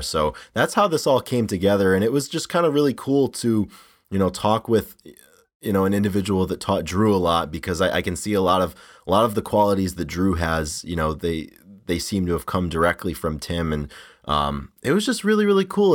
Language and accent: English; Rhode Island, United States; I grew up in the Northeast, not Philly, obviously, but I grew up in, in Rhode Island.